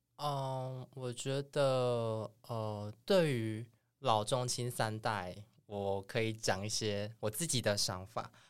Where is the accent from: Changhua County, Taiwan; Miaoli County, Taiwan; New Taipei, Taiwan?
Changhua County, Taiwan; 我是彰化人